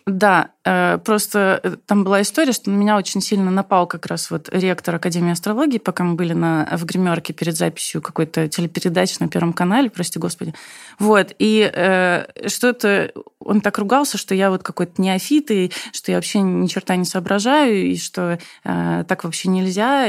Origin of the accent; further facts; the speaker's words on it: Uzbekistan; moved away; я сама из Узбекистана, видишь, мне нужно отдавать дань корням